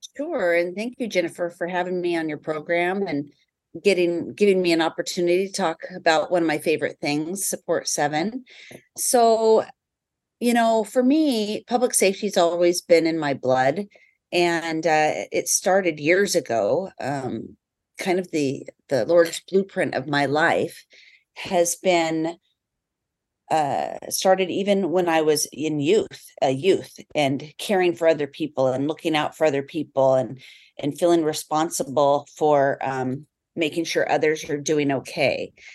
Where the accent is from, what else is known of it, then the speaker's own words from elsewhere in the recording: South Snohomish County, Washington, United States; also born or lived in California / Aviano, Italy; I grew up actually right here in South Snohomish County